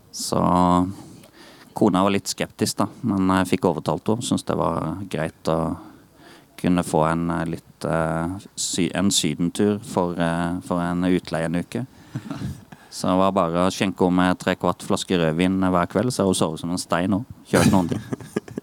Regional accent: Eydehavn, Agder, Norway; also born or lived in Birkeland; Jeg kommer opprinnelig fra Eidehavn, da. Det er en mil herfra

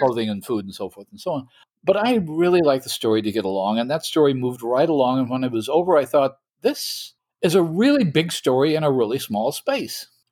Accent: Midwest, United States; speaking as a Midwesterner

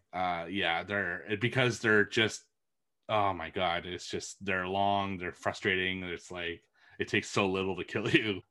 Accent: Montreal, Quebec, Canada; moved away; my hometown's Montreal, which is only two hours away from me

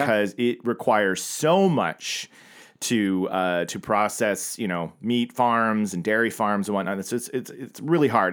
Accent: Oklahoma, United States; growing up in Oklahoma

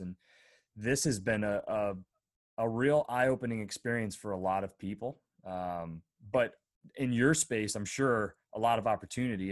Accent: northwestern Pennsylvania, United States; I grew up in northwestern P

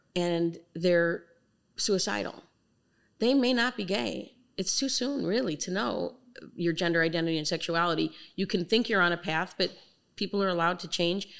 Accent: Chicago, Illinois, United States; I'm born and raised in Chicago

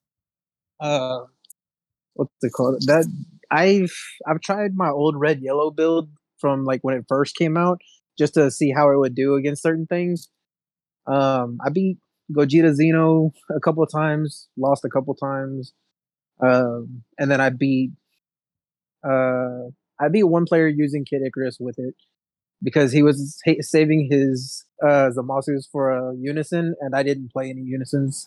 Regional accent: Houston, Texas, United States; I'm from Houston

